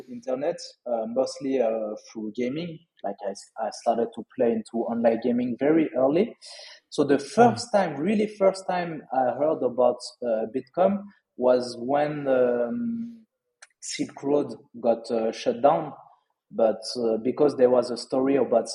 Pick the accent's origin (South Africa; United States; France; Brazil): France; Lyon, Auvergne-Rhône-Alpes; accent: French; English is a second language; moved away as an adult; also born or lived in Australia / Bali; now in Malaysia; I'm from Lyon